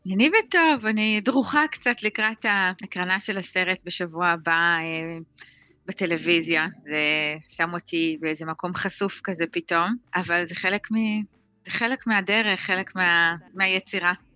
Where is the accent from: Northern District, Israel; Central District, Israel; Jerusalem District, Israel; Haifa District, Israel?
Northern District, Israel; Sarid; אני גדלתי בקבוצת פשוש בקיבוץ שריד